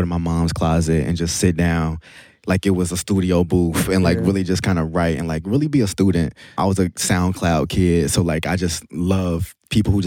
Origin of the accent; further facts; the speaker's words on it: Little Rock, Arkansas, United States; I'm from Little Rock, Arkansas.